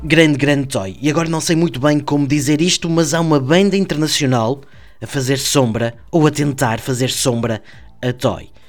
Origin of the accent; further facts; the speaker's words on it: Marco de Canaveses, Norte, Portugal; Começamos em Marco de Canaveses, a minha terra natal